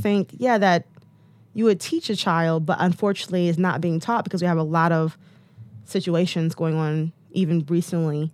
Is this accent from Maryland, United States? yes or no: no; Detroit, Michigan, United States; I'm from Detroit